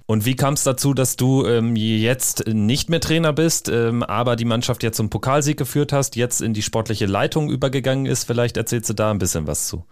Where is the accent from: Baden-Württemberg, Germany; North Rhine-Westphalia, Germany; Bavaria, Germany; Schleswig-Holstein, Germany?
North Rhine-Westphalia, Germany; weil ich auch gebürtig aus NRW komme